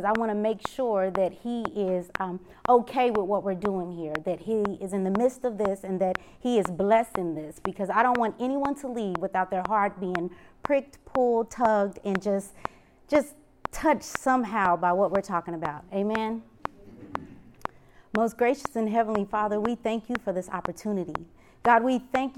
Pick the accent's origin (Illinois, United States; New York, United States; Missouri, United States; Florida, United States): Missouri, United States; Kansas City; I'm from Kansas City